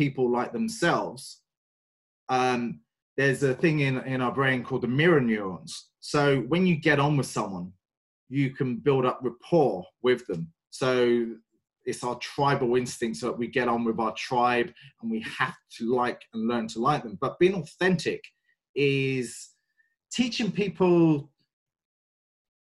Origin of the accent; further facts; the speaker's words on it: London, United Kingdom; moved away as an adult; now in Ireland; I'm very English. I've been in Ireland for the last 15 years and originally from just from the outskirts of North London.